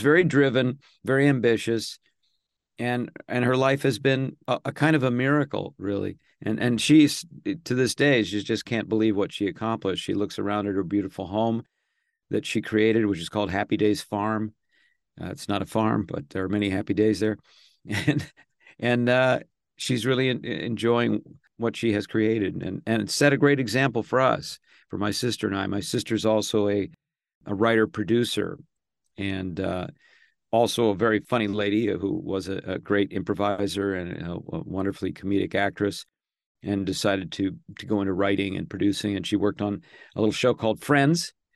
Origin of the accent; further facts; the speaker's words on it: Los Angeles, California, United States; also born or lived in Santa Monica, California / Studio City, California / Tarzana, California; I was born in Santa Monica